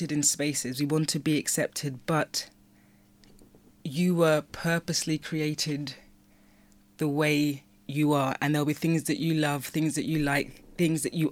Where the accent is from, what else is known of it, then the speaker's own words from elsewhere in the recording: United Kingdom; also born or lived in London / Nigeria; I have a British culture, like I've been brought up within the British culture.